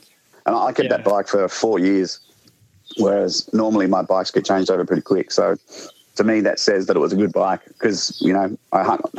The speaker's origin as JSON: {"language": "English", "region": "South Australia", "country": "Australia", "lives_now": "Victoria, Australia", "said": "I moved from South Australia to Victoria, which is kind of like changing countries in Australia."}